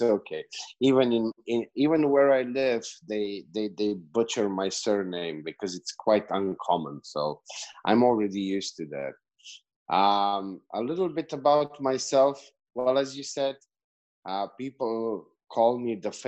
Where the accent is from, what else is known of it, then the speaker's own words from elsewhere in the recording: Slovenia; accent: Eastern European; English is a second language; moved away as an adult; now in Serbia; I'm from Slovenia. I moved to Serbia 3 years ago